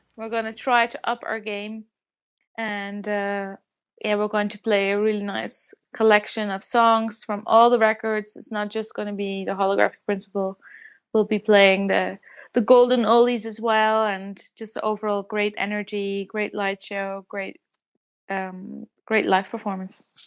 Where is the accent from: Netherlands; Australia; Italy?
Netherlands; born or raised there